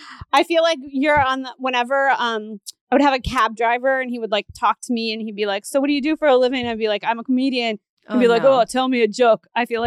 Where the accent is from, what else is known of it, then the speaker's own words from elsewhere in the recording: Pennsylvania, United States; I'm from Pennsylvania